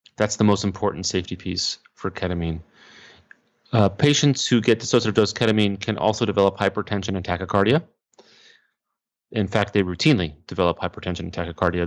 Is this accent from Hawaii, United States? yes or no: no; Texas, United States; moved away as an adult; now in New York City, United States; I am from Texas, but, um, I live and work in New York City